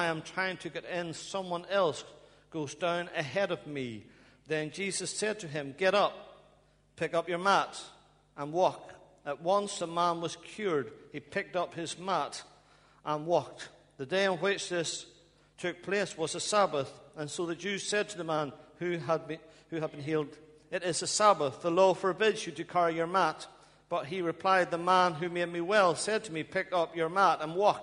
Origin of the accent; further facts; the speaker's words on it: Ballymena, Northern Ireland, United Kingdom; moved away as an adult; now in Bradford, United Kingdom; I hope you can understand my accent. I'm from Ballymena in Northern Ireland. I've been over here for over 20 years, but I think I still got some accent there